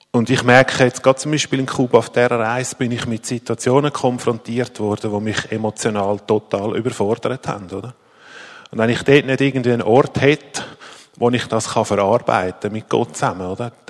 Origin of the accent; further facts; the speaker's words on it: Zurich, Switzerland; Ich komme ursprünglich aus dem Zürich Oberland und wohne seit bald 13 Jahren in Zürich